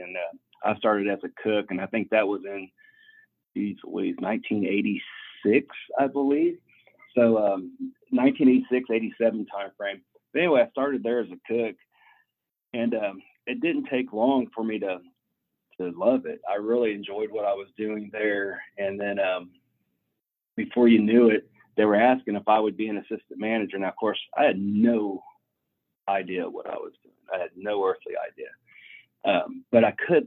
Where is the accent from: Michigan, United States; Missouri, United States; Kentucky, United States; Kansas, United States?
Kansas, United States; growing up in Kansas